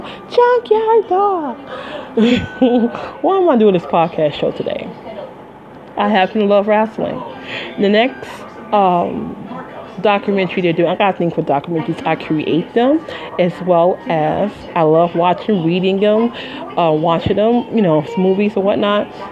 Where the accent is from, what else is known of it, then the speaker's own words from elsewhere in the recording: Midwest, United States; moved away; I'm from the Midwest originally